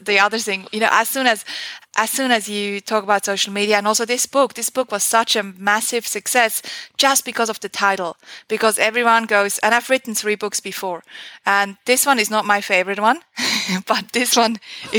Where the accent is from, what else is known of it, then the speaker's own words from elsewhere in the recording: Switzerland; English is a second language; It is so cliche. It was one of my first internships. I was still in high school, I think.